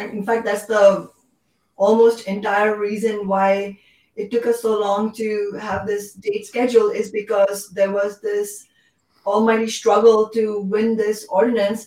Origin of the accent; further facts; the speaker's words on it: India; now in Seattle, United States; my home country, India